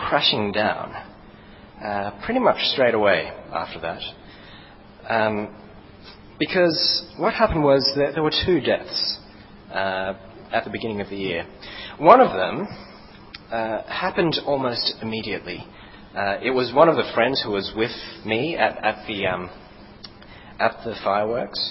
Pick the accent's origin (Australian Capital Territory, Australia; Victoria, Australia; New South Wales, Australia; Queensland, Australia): New South Wales, Australia; Sydney; moved away; I come from Sydney